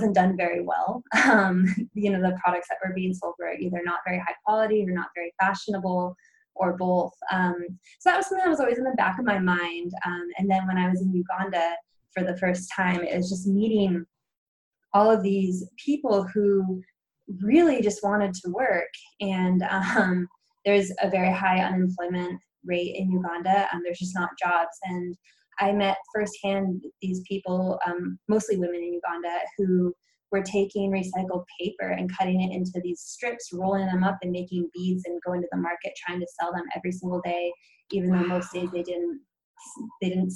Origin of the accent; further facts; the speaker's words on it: Pacific Northwest, United States; I was growing up in the Pacific Northwest